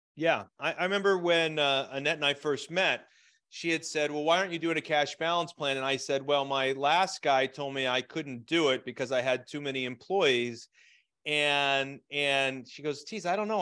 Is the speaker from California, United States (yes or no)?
no; Scranton, Pennsylvania, United States; moved away; also born or lived in Phoenix; I was raised in Scranton, Pennsylvania